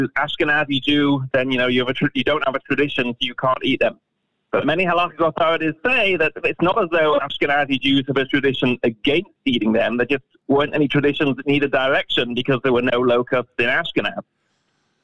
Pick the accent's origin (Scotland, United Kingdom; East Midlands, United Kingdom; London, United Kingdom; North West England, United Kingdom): North West England, United Kingdom; Manchester; I'm from Manchester, England